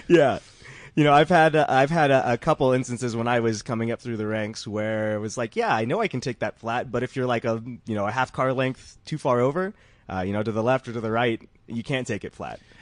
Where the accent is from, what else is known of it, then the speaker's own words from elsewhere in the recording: Georgia, United States; I'm from Georgia